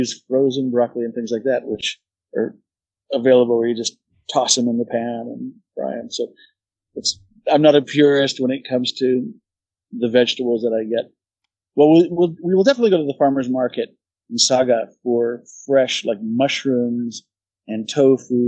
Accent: New England, United States; moved away as an adult; now in Hakata, Japan; that's what I grew up

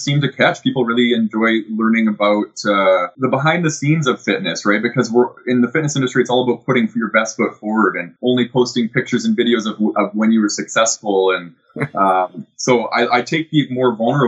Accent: Calgary, Alberta, Canada; I grew up in Calgary

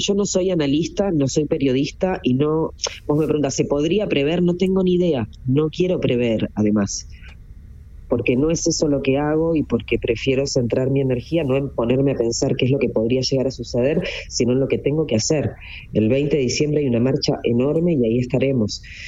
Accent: Argentina; yo nací en Argentina

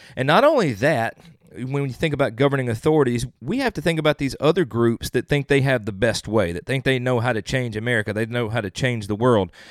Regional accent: the South, United States; I'm from the South

